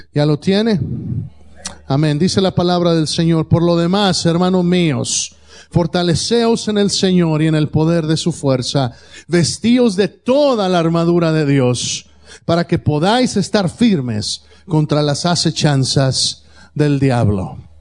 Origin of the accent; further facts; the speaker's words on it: Mexico; moved away; cuando yo crecí allá en México